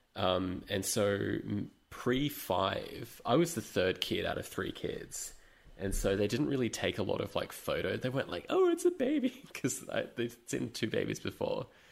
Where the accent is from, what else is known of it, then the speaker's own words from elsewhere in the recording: London, United Kingdom; moved away; I was born in London